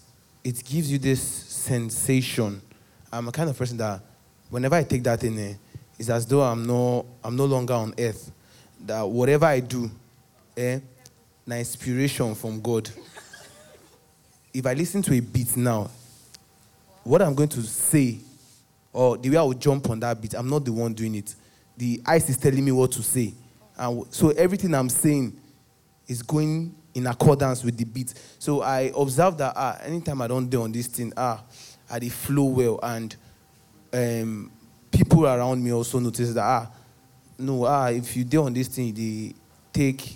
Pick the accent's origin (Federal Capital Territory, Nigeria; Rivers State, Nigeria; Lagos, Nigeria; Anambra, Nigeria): Lagos, Nigeria; I grew up in Ajegunle on the mainland.